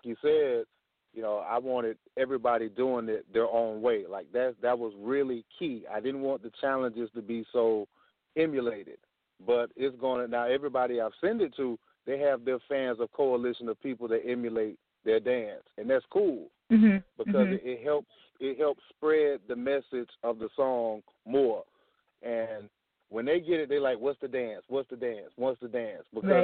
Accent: Pensacola, Florida, United States; I'm from Florida, Pensacola, Florida

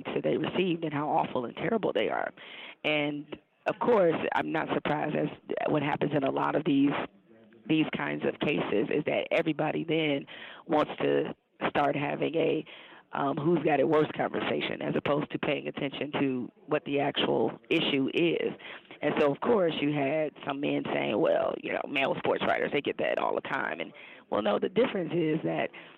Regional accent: Detroit, Michigan, United States; I grew up in Detroit

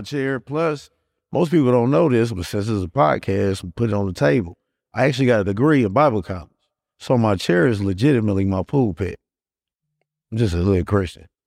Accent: Gary, Indiana, United States; now in Indianapolis, United States; Born and raised in Gary

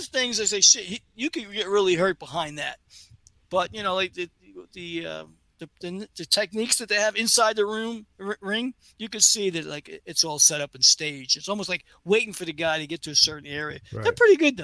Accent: New York City, New York, United States; when I was a kid growing up in Brooklyn

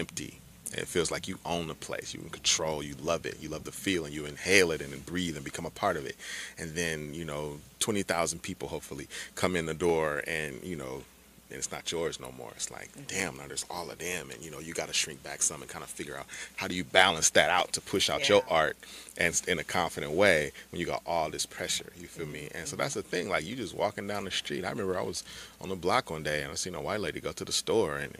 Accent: Oakland, California, United States; I'm from Oakland

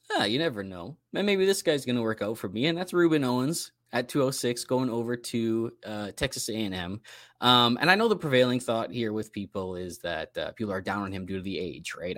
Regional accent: Canada; It's part of being Canadian.

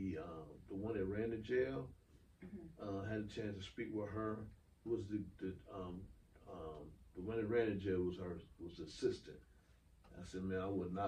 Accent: Toledo, Ohio, United States; now in Cobb County, United States; Toledo, Ohio, my hometown

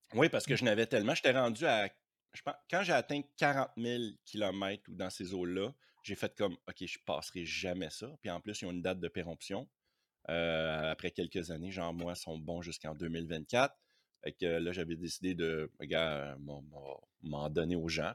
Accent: Quebec, Canada; moi je suis québécois

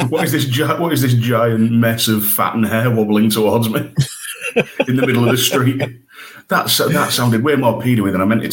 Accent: York, Yorkshire and the Humber, United Kingdom; my hometown in York

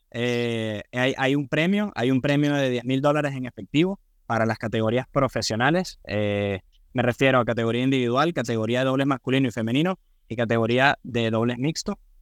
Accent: Venezuela; yo soy venezolano

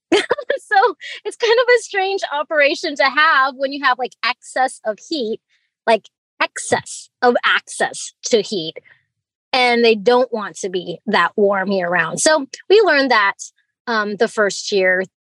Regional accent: Fairbanks, Alaska, United States; also born or lived in Hong Kong; I was born in Hong Kong and I was raised in Fairbanks, Alaska here.

